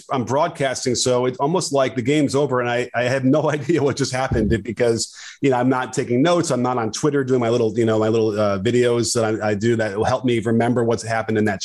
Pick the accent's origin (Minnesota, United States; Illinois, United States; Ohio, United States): Illinois, United States; Chicago; I grew up right down the street from Wrigley Field